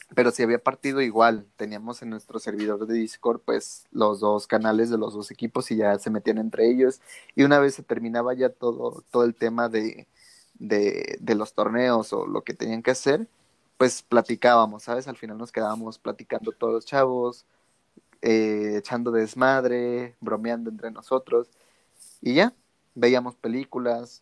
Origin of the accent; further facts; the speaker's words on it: Guadalajara, Jalisco, Mexico; aquí en Guadalajara, de donde yo soy